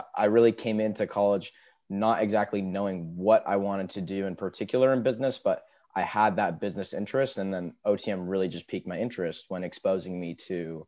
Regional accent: Seattle, Washington, United States; I'm from Seattle, Washington

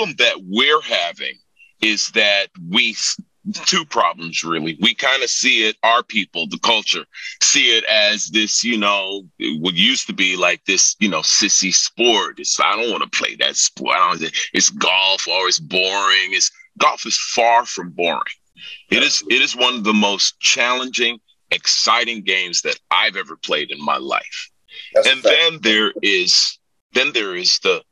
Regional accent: New York, United States; moved away; also born or lived in Jamaica; I'm from New York originally. And I go back home

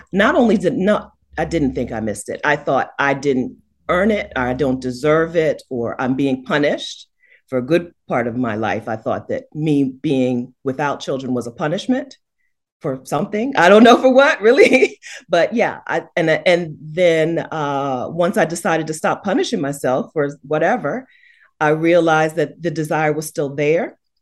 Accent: United States; as an American woman

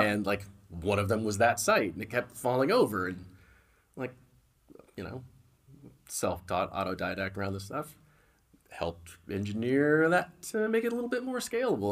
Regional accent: Bay Area, California, United States; also born or lived in San Diego, California; I was born in San Diego, but, but moved, uh, moved to the Bay Area when I was really young

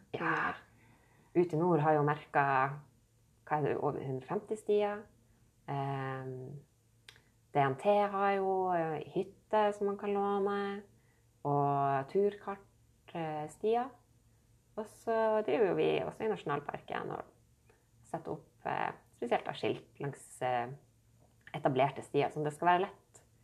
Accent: Nordreisa, Troms, Norway; jeg vokste opp her i Nordreisa

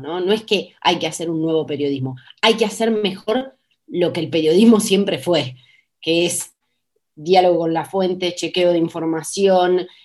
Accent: Argentina; para mí como ciudadana argentina

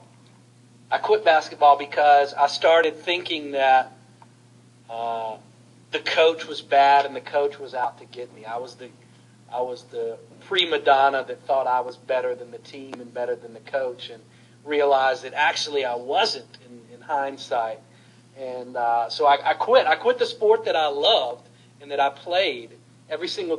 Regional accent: Salem, Virginia, United States; I grew up in Salem, Virginia

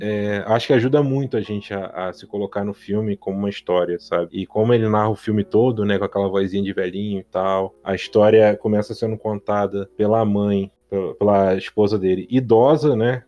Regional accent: Brazil; a gente enquanto brasileiro aqui

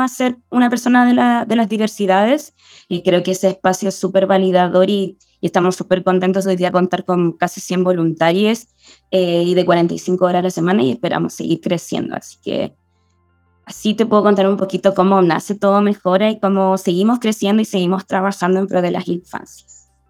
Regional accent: La Serena, Coquimbo, Chile; now in Santiago, Chile; viví 15 años en La Serena, nací en Santiago, viví 15 años en La Serena y me fui y siempre quise volver a Santiago.

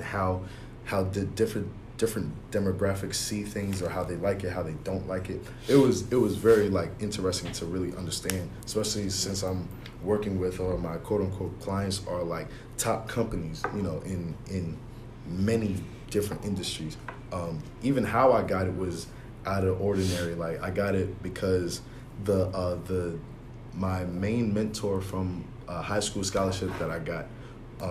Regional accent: Long Island, New York, United States; I'm from Long Island

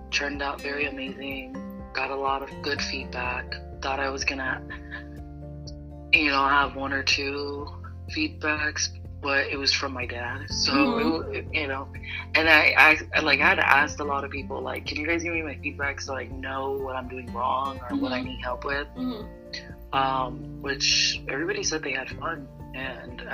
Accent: Phoenix, Arizona, United States; I'm actually from Phoenix, Arizona, but my ethnicity is Polynesian from the island of Tonga.

